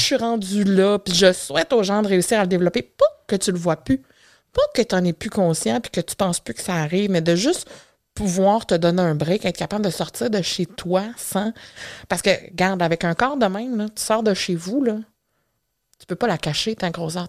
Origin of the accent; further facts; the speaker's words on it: Matane, Quebec, Canada; je suis née grosse. C'est un beau bébé de 10 livres euh, que euh, les, les, infirmières de l'unité de maternité de l'hôpital de Matane